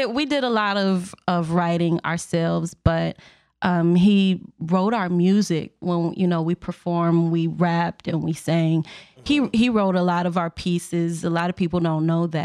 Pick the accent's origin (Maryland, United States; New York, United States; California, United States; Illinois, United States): Illinois, United States; Waukegan; I am actually from the Lake County area. I did go to Waukegan High School. I graduated in 04